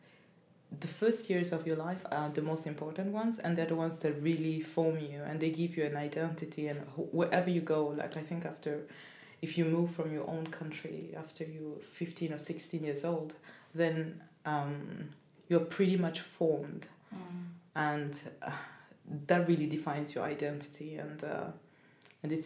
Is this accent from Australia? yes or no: no; Burundi; English is a second language; also born or lived in Cameroon / France; now in Sweden; I come from Burundi, but I've lived so many years abroad